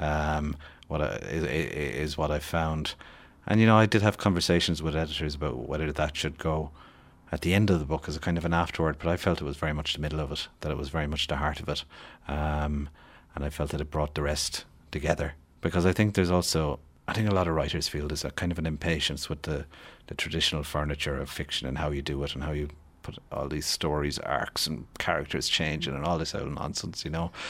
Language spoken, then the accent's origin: English; west of Ireland, Ireland; when I was growing up in the West of Ireland in the seventies and eighties